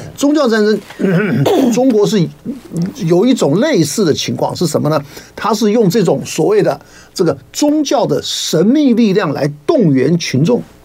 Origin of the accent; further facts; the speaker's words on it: Taiwan; 我们台湾这边的老百姓的这个生活